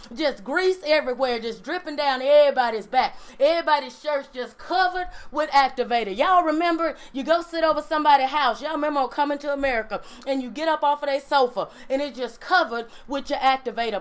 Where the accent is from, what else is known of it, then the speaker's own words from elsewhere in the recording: Mississippi, United States; I'm from Mississippi